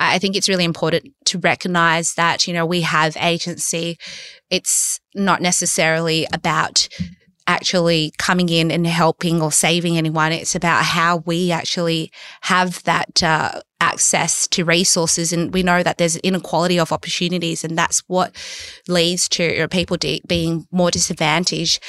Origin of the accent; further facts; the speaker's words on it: Sydney, New South Wales, Australia; I'm a lawyer from Western Sydney